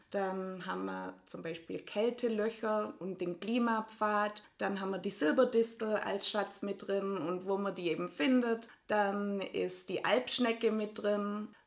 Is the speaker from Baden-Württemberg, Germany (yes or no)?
yes; Ringingen, Baden-Württemberg, Germany; ich auf der Alp aus Ringingen, aus einem ganz kleinen Dorf neben Borlandingen. Und ja, wir sind beide eben in Hechingen zur Schule gegangen